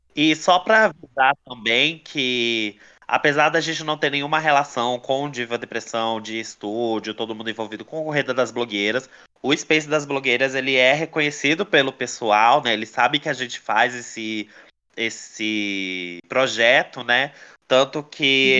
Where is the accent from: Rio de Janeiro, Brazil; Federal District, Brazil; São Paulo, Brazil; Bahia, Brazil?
Federal District, Brazil; Brasília; tem aqui em Brasília, onde eu moro, que eu sou daqui de Brasília